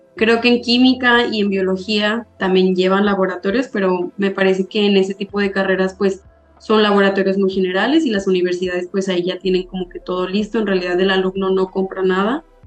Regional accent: Zacatecas, Mexico; soy de Zacatecas, yo estudié ahí mi, mi licenciatura

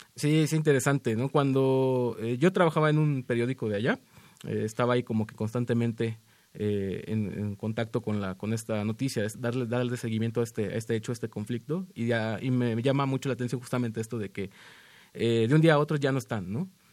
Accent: Tampico, Tamaulipas, Mexico; moved away as an adult; now in Mexico City, Mexico; yo nací en Tampico, eh, yo llevo cuatro años residiendo aquí en la, en la Ciudad de México

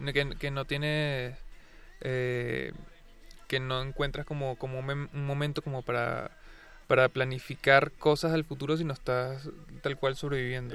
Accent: Venezuela; now in Mexico City, Mexico; yo no estoy en mi país

